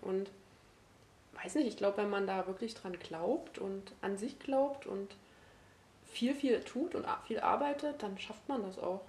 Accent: Brandenburg, Germany; also born or lived in Dresden; now in Leipzig, Germany; ursprünglich komme ich aus Brandenburg

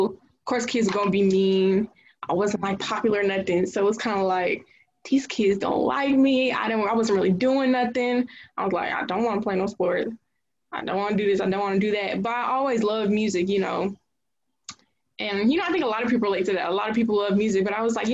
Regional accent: Jonesboro, Georgia, United States; I'm from Clayton County, specifically, around, like, the Jonesboro area

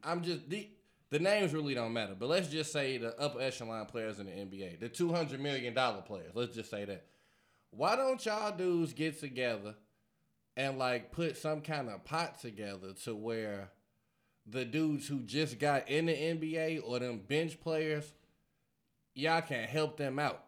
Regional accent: Chicago, Illinois, United States; I'm from Chicago

